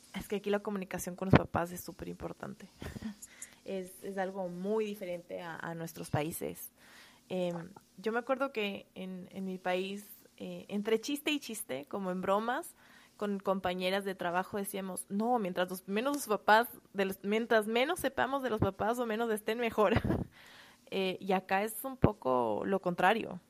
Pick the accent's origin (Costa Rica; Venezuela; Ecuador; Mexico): Ecuador; Quito, Pichincha; moved away as an adult; now in United States; soy de Quito, Ecuador